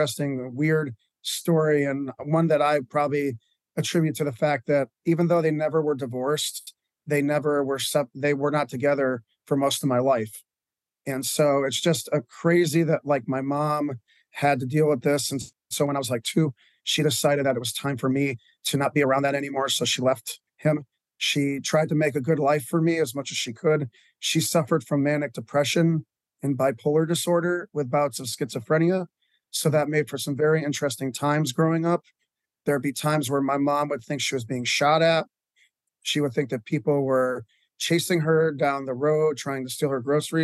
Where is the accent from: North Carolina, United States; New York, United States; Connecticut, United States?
Connecticut, United States; now in Lancaster, United States; I was born in Connecticut